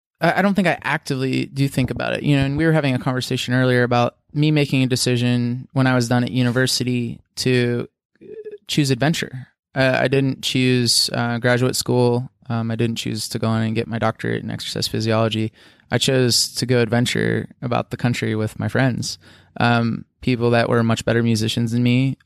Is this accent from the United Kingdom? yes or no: no; Pennsylvania, United States; sure, I grew up in Southwestern PA, and that's my home. That's my birth home. My family lives there.